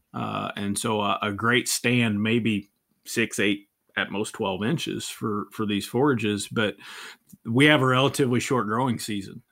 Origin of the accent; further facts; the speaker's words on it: northernmost Virginia, United States; moved away as an adult; also born or lived in Tennessee; now in Amarillo, United States; I was born and raised in, in the northernmost part of Virginia